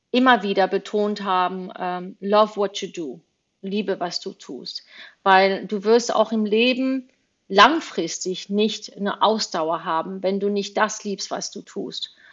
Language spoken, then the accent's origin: German; Spain; born there; deswegen bin ich auch in Spanien geboren, weil mein Vater irgendwann mal nach Spanien gezogen ist.